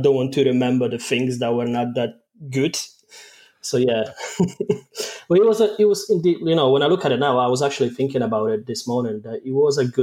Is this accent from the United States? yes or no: no; Poland; accent: mainly Polish with a mix of Scottish; English is a second language; moved away as an adult; now in Scotland, United Kingdom; I'm Polish